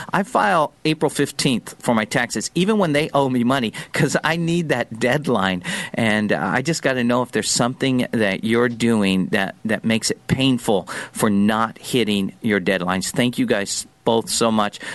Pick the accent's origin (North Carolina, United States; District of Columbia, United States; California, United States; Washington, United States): California, United States; San Diego; the foods I learned to love growing up in Pat's hometown of San Diego